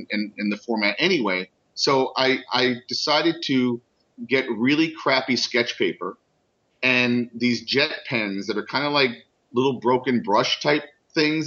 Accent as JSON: {"language": "English", "town": "New York City", "region": "New York", "country": "United States", "tie": "born or raised there", "also_born_or_lived": "Brooklyn", "said": "I was born and raised in the Upper West Side of Manhattan, I moved here to Brooklyn over 19 years ago"}